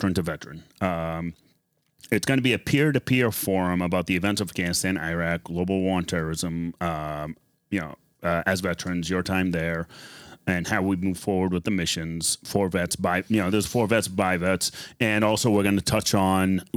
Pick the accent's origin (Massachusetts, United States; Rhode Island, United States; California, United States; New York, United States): Massachusetts, United States; Boston; accent: Boston; My Boston accent's coming out